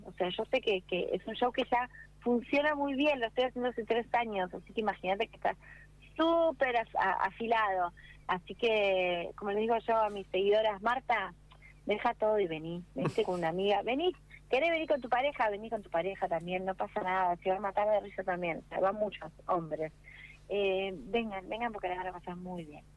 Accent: Mar del Plata, Buenos Aires Province, Argentina; crecí en Mar del Plata, en mi infancia en Mar del Plata

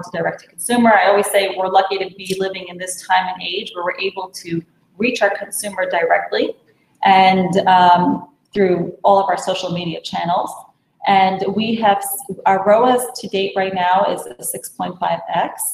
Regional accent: New York City, New York, United States; I was born and raised in Brooklyn

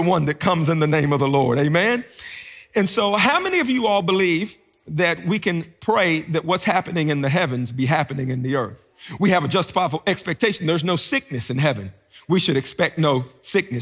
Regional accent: Beckley, West Virginia, United States; moved away as an adult; also born or lived in Washington, D.C.; now in Gainesville, United States; I grew up in Southern West Virginia

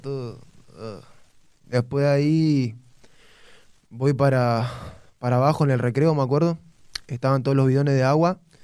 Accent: González Catán, Buenos Aires Province, Argentina; González Catán, barrio kilómetro 32 Los Ceibos, La Matanza.

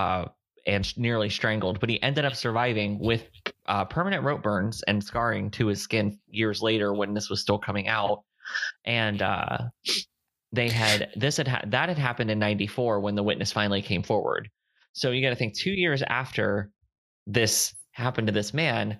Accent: Fort Myers, Florida, United States; also born or lived in Ohio; now in San Antonio, United States; not too far from where I grew up in Fort Myers.

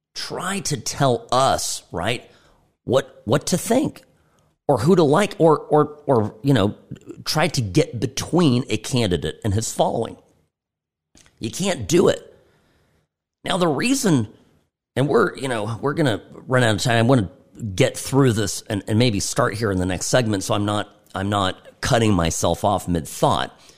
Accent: United States; I'm an American

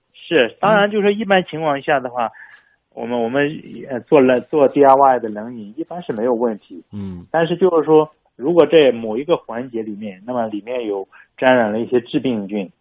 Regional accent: China; 我们中国人现在 喜欢自制各种东西

